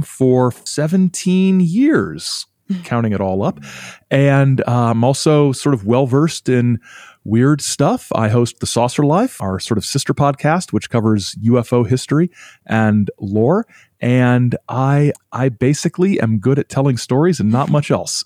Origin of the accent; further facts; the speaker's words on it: Indiana, United States; also born or lived in Illinois; now in Michigan, United States; I'm in Michigan, but I'm originally from Indiana and I've lived in Illinois for a few years.